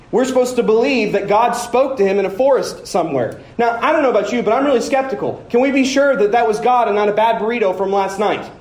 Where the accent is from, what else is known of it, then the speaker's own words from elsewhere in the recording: Woodward, Oklahoma, United States; I'm from Woodward